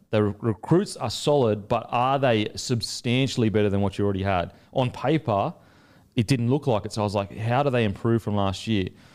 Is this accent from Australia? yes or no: yes; Australia; also born or lived in New Zealand; I'm the Aussie coming over there